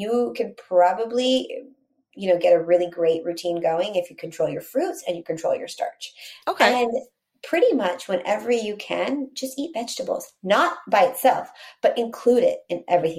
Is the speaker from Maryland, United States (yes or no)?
no; Texas, United States; So growing up in Texas and eating Mexican food